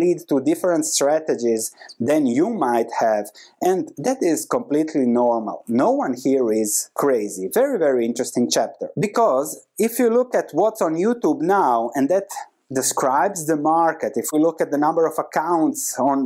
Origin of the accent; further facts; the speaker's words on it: Croatia; This is where I come from Croatia. This was happening when I was 8 years old, so this was my reality back then.